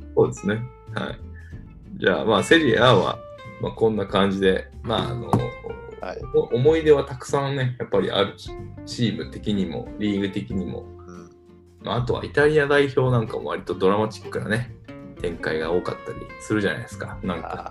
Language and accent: Japanese; Tokai, Japan; 僕はあの、地元が東海なのでね、グランパスとか